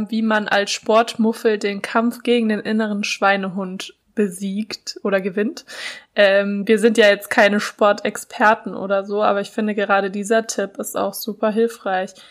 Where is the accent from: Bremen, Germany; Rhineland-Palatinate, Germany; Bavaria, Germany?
Bavaria, Germany; Franconia; also ich komme ja aus Franken, wir suchen immer nach Gründen zum Feiern, damit wir wieder Wein trinken können